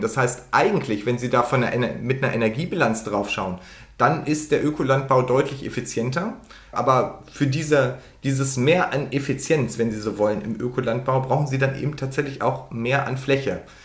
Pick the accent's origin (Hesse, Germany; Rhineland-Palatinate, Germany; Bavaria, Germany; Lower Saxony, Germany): Lower Saxony, Germany; ich komme aus Niedersachsen